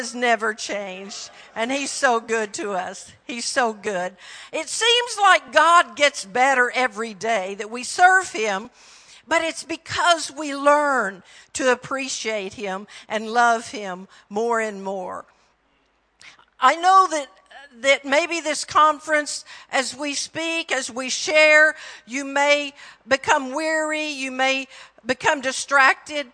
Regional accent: Texas, United States; accent: Texan; greetings from Texas, my home state. I try really hard not to talk Texan

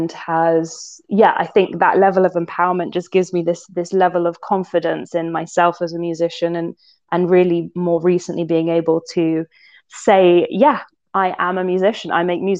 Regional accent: London, United Kingdom; I'm from London. I was like born and bred in London. I am a city girl.

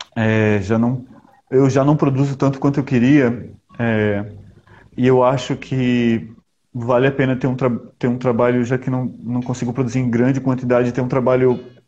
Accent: Recife, Pernambuco, Brazil; also born or lived in Sweden; eu fui criado em Recife, mas eu nasci na Suécia

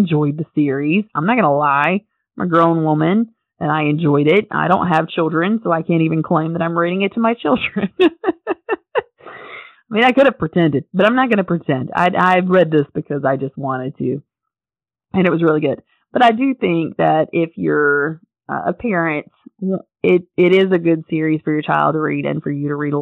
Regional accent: North Carolina, United States; if you're from North Carolina, which I am, you know. My hometown's about an hour and a half from Asheville. So I got to see the Biltmore House quite a bit growing up

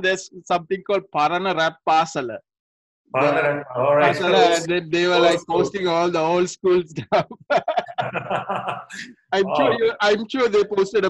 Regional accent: Negombo, Western Province, Sri Lanka; I mean, I'm from Nigambo, so we grew up together.

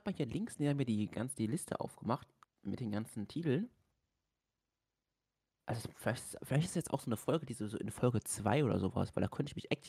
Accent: Austria; Moin, ich bin aus Österreich und warum kennst du kein Pesto?

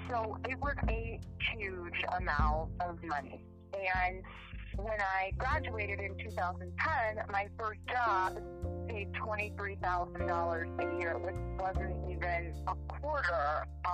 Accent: Virginia, United States; moved away as an adult; also born or lived in Tennessee; I'm from Virginia, so I went to school out of state

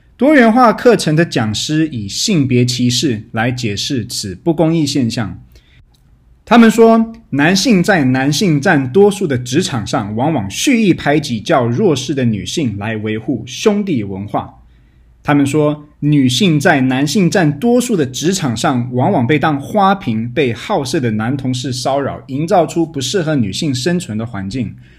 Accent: Taiwan; 身为台湾人的我们

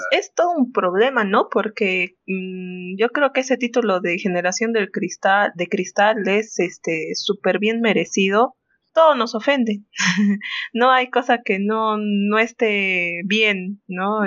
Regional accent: Peru; nosotros Mm, como peruanos

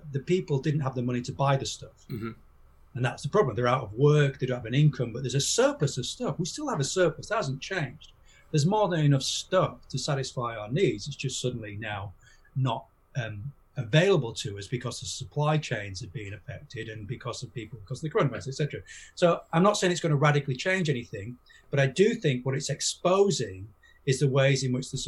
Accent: York, Yorkshire and the Humber, United Kingdom; my hometown of York

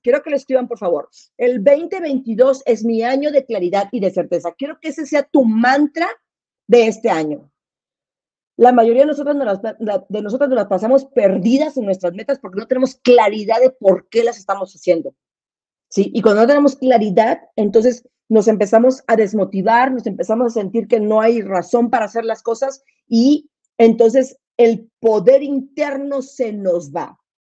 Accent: Monterrey, Nuevo León, Mexico; moved away; yo me crié en Monterrey

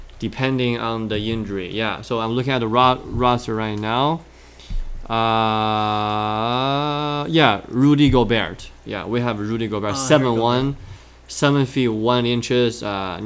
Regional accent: China; also born or lived in Utah, United States; in China, when I was, like, going to the elementary school, like, back in 08, 09, and, you know, 2010

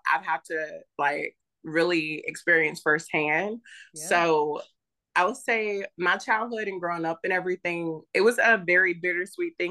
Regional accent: the South, United States; also born or lived in North Dakota / Arkansas / Louisiana; I was born in North Dakota. My mom was in the Air Force. After she had me, she decided to move back down south. So I grew up mostly in Arkansas and Louisiana, the backwoods area

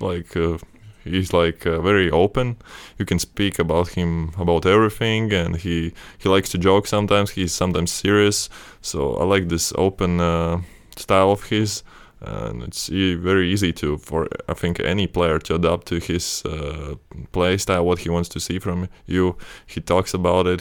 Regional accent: Latvia; born or raised there; moved away

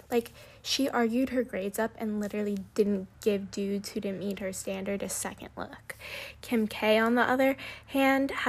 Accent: Los Angeles, California, United States; accent: Valley Girl; I'm born and raised in the Valley of Southern California

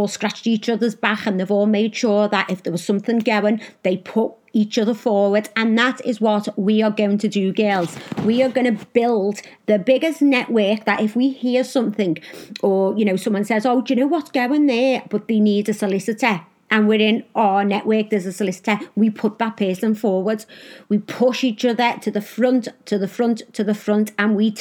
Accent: Liverpool, North West England, United Kingdom; I am from Liverpool in England

